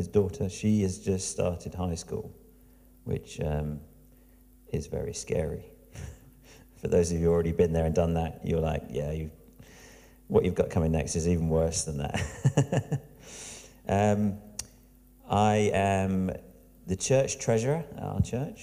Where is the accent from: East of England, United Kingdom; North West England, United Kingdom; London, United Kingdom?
East of England, United Kingdom; Diss; This is where I'm from. I'm from Diss, which sounds like an amazing place.